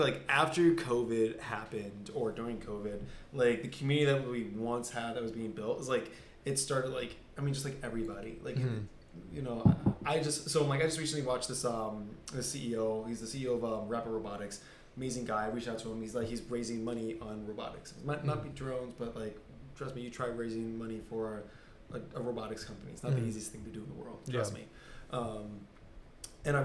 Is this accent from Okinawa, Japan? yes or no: yes; Okinawa, Japan; born there; I was born in Okinawa.